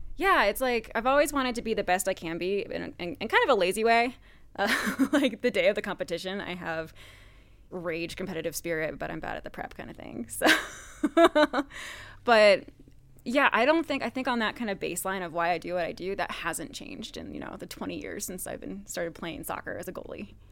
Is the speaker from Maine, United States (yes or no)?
yes; Bar Harbor, Maine, United States; moved away as an adult; also born or lived in Vermont; now in Colorado, United States; I was raised in Maine, So I grew up on the Maine coast